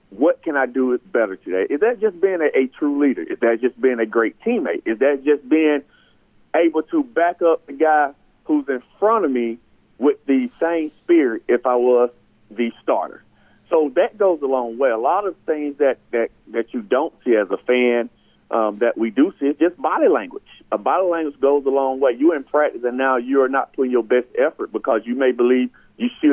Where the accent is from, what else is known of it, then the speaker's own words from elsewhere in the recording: Sandersville, Georgia, United States; I'm from Sandersville